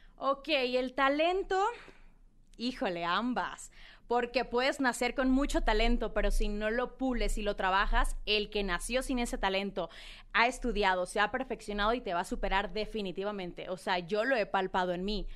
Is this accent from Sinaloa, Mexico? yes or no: yes; Culiacán, Sinaloa, Mexico; now in Mexico City, Mexico; yo soy eh, una niña de Culiacán, Sinaloa. Eh, pues nada, nací en Culiacán